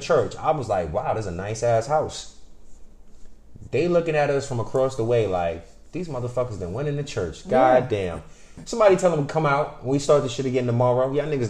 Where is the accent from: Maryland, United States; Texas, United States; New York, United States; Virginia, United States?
New York, United States; New York City; I grew up in the Bronx